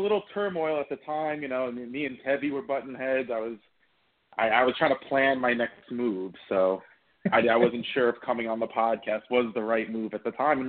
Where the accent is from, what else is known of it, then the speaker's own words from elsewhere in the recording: United States; I am an American.